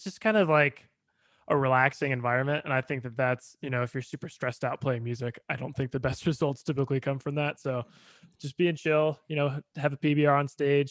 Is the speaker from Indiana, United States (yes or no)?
yes; Bloomington, Indiana, United States; moved away as an adult; now in Nashville, United States; I grew up in Bloomington, Indiana